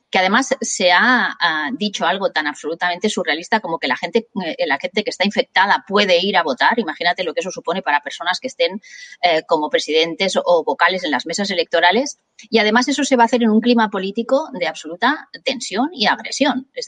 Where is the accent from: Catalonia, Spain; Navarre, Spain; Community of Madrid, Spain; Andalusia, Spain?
Catalonia, Spain; soy tan catalana como cualquiera de Vic